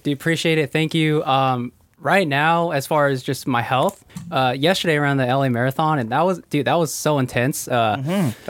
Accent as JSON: {"language": "English", "town": "Ventura", "region": "California", "country": "United States", "tie": "born or raised there", "said": "I was born in uh, Ventura, California"}